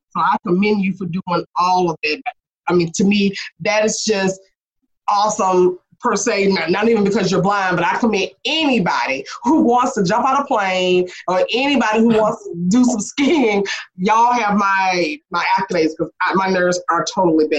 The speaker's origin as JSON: {"language": "English", "region": "the South", "country": "United States", "said": "I'm from the South."}